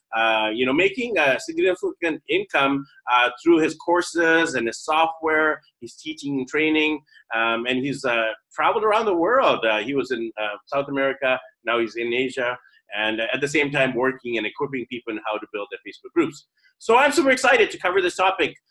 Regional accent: Vancouver, British Columbia, Canada; now in Manila, Philippines; my hometown of Vancouver, BC, Canada

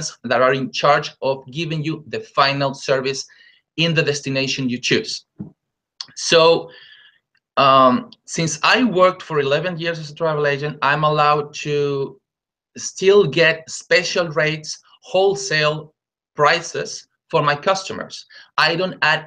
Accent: Lima, Peru; I'm originally from Peru. I was born and raised in Lima, the capital city

